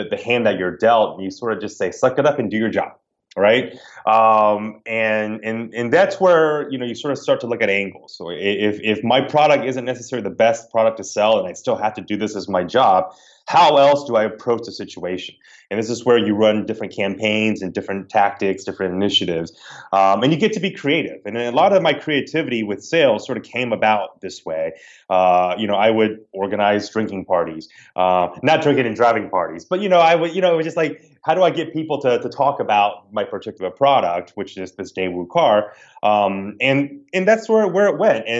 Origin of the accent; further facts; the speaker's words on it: the South, United States; accent: Southern twang; moved away; I grew up in the South. I'm a Southern boy by heart, you know, and what, if I'm back home more than, you know, 12 hours, my Southern twang starts to come out.